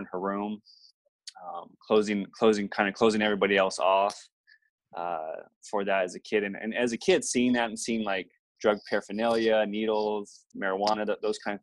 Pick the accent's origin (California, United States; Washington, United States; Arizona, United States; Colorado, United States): California, United States; Southern; I grew up in Southern California